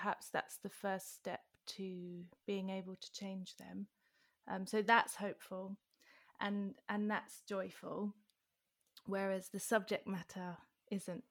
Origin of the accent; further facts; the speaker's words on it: London, United Kingdom; moved away; when my mum left Wembley, for example, a few years ago, I thought, am I still from there